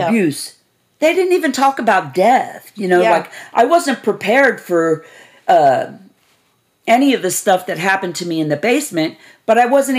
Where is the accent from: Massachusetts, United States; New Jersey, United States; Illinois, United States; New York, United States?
New York, United States; New York City; Born and raised in Staten Island, New York